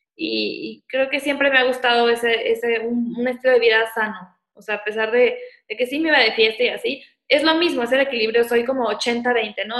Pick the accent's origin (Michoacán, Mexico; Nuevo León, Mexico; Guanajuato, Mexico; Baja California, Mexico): Michoacán, Mexico; Morelia; moved away as an adult; also born or lived in Guadalajara; yo soy de Morelia y me fui a Guadalajara a estudiar